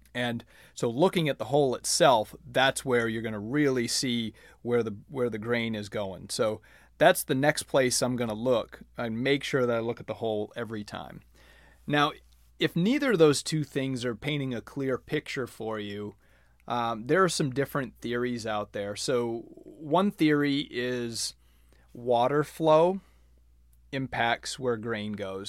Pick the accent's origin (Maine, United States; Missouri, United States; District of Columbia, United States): Maine, United States; moved away as an adult; also born or lived in Florida; I grew up in Maine playing on bent grass greens